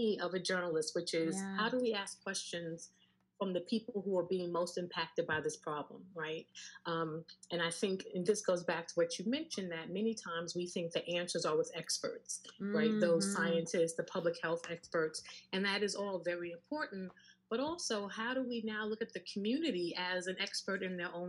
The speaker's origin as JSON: {"language": "English", "town": "New York City", "region": "New York", "country": "United States", "tie": "born or raised there", "also_born_or_lived": "London", "said": "I am a native New Yorker, born and raised in Queens."}